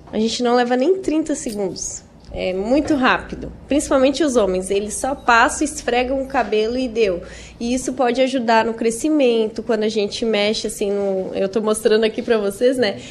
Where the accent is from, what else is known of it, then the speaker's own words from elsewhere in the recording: Araranguá, Santa Catarina, Brazil; eu sou de Araranguá, né? Eu moro lá